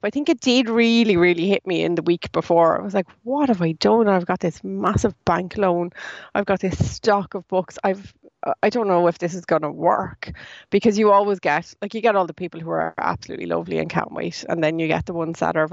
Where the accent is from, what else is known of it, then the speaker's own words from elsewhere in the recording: Ireland; as Irish people